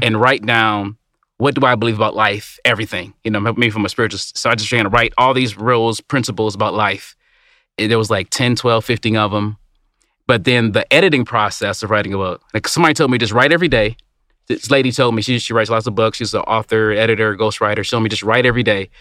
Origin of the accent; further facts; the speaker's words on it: Detroit, Michigan, United States; I grew up in Detroit. I grew up in a Motor City